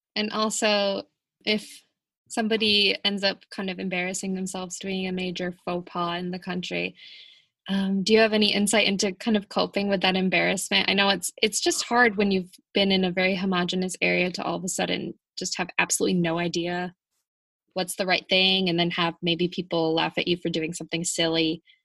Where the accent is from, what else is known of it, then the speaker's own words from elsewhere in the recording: United States; the stereotype for Americans is just that we're